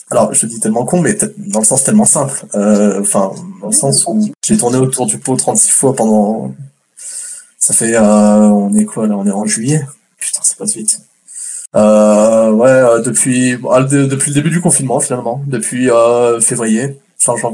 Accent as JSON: {"language": "French", "country": "France", "tie": "born or raised there", "moved": "yes", "lives_now": "Canada", "said": "à la base je suis français, euh, j'ai grandi en France, ça fait que neuf mois que je suis au Québec."}